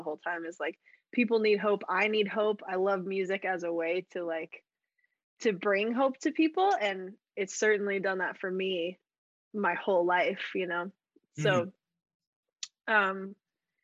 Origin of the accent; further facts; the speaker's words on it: Colorado Springs, Colorado, United States; moved away as an adult; now in Nashville, United States; I grew up in Colorado Springs, around the mountains